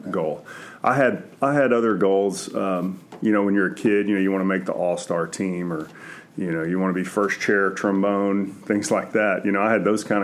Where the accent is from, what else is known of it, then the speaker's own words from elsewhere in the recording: Centerville, Texas, United States; also born or lived in Houston; I grew up in Centerville, which is about an hour from College Station.